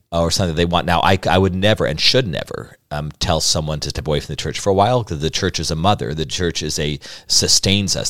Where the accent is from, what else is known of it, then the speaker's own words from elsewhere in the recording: Albuquerque, New Mexico, United States; I grew up in Albuquerque, New Mexico, the oldest of five.